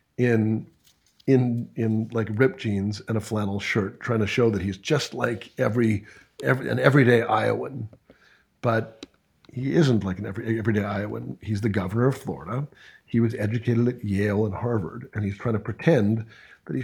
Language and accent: English; Canada; I was born in Canada